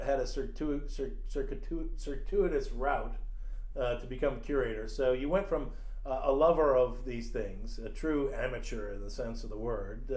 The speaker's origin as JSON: {"language": "English", "town": "Williamsburg", "region": "Virginia", "country": "United States", "said": "I'm from Williamsburg"}